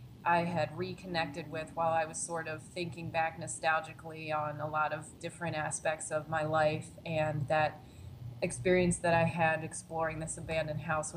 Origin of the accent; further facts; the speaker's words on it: Pennsylvania, United States; now in Chicago, United States; And then I was desperate to sort of get out of my hometown, get out of Pennsylvania as well, and sort of move on to a new place in Chicago.